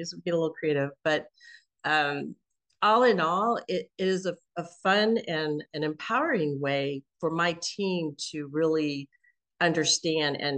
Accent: Kansas City, United States; moved away; Kansas City, which is my hometown.

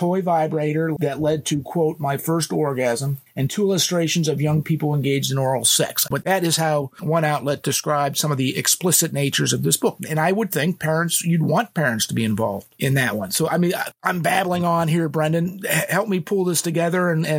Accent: Illinois, United States; Illinois is my home state

